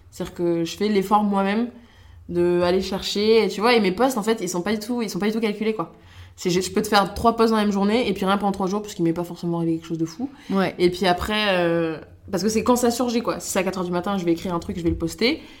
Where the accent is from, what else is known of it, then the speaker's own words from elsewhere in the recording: Montargis, Centre-Val de Loire, France; also born or lived in Niger; Alors moi, si tu veux, je suis née au Niger. Euh, j'ai été adoptée là-bas quand j'avais deux mois par mes parents. On est resté 5 ans, ensuite on est allé à Montargis, du côté